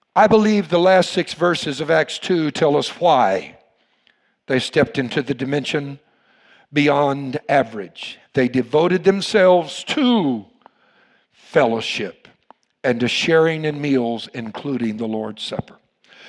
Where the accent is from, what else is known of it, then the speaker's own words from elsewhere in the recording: Louisiana, United States; You all know I'm from Louisiana